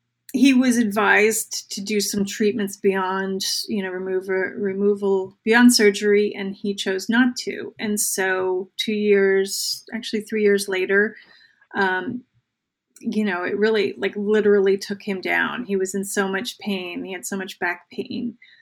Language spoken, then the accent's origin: English; New Jersey, United States; Now, I grew up in New Jersey, so you know, like when people are like, that sounds made up.